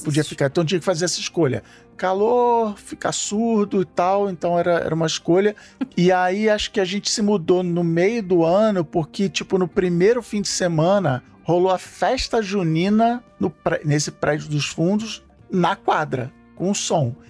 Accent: Rio de Janeiro, Brazil; eu morei a minha vida inteira na Ilha do Governador

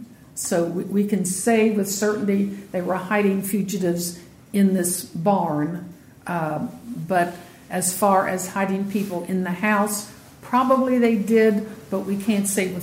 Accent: Ripley, Ohio, United States; I grew up in Ripley

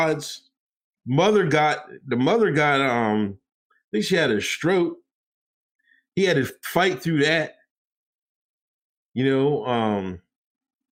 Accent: Pennsylvania, United States; I'm from Pennsylvania

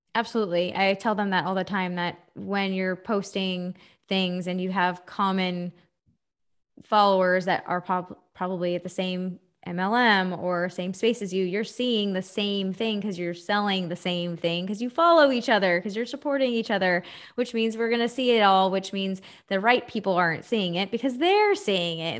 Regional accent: Texas, United States; I'm from Texas

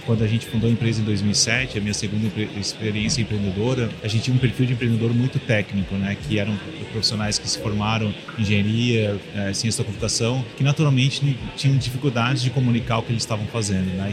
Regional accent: Florianópolis, Santa Catarina, Brazil; Eu sou aqui de Floripa também

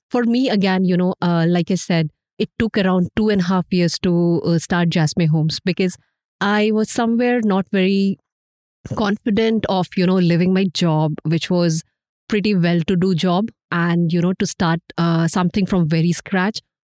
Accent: Jharkhand, India; moved away; my hometown, Jharkhand

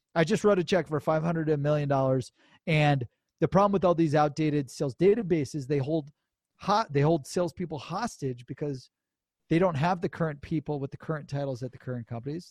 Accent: Cleveland, Ohio, United States; I'm from Ohio, Cleveland, Ohio

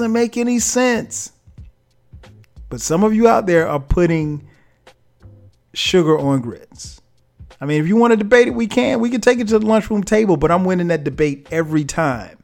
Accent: the South, United States; I grew up in the South

